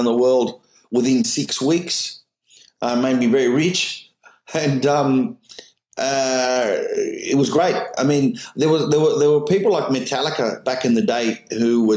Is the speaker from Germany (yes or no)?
no; Australia; I'm just an Australian comedian who's successful around the world